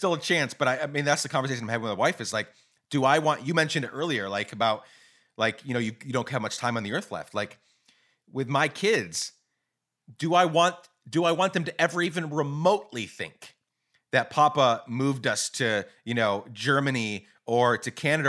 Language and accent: English; Guatemala; also born or lived in Rochester, United States; I grew up in Guatemala. I've lived, I was born in New York, Rochester, New York, right down the road from Ithaca.